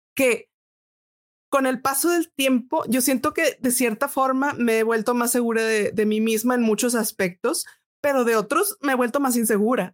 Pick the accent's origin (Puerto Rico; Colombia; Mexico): Mexico; Monterrey, Nuevo León; also born or lived in Boston, United States; nací en Monterrey y aquí tomé clases particulares de música